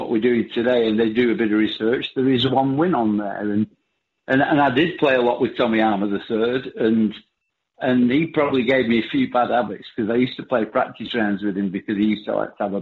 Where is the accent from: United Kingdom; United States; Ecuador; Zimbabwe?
United Kingdom; Bolton, North West England; I come from a place called Bolton, which gave me this accent I've got